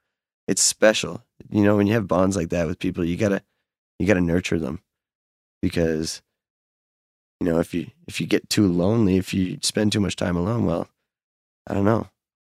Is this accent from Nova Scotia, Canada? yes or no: yes; Fall River, Nova Scotia, Canada; born or raised there; moved away as an adult; also born or lived in Halifax, Nova Scotia; now in northern New Brunswick, Canada